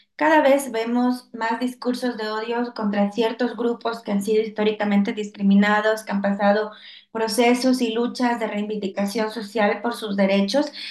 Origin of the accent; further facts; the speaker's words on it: Ecuador; yo lo siento mucho en mi país y sobre todo en mi ciudad